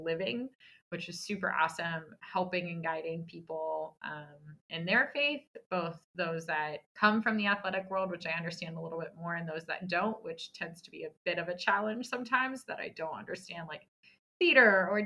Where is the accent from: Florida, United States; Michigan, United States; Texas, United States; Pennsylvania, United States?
Texas, United States; San Antonio; also born or lived in Dallas; I grew up in San Antonio, so I'm actually back home currently